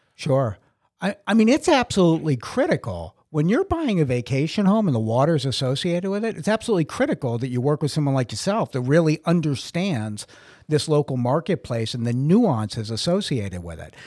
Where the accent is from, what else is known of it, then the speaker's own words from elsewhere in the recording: Brockton, Massachusetts, United States; moved away as an adult; also born or lived in Sparta, New Jersey; now in Holmdel, United States; I'm originally from Brockton, Massachusetts